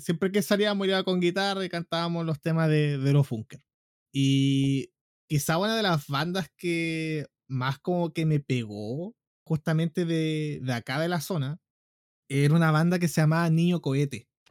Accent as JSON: {"language": "Spanish", "town": "Concepción", "region": "Biobío", "country": "Chile", "tie": "born or raised there", "said": "yo nací en Conce, la cuna del rock chileno"}